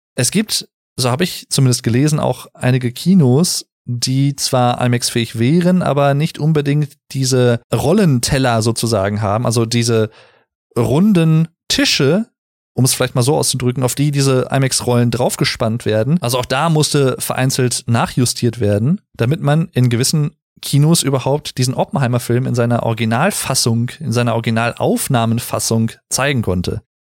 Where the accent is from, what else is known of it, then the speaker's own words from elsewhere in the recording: Sauerland, North Rhine-Westphalia, Germany; ich komme aus dem Sauerland